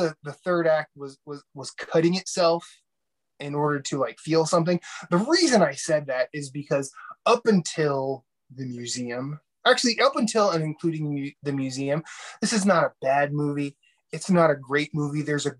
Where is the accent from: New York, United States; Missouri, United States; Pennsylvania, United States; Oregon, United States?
New York, United States; It begins and ends with an X. I'm from New York.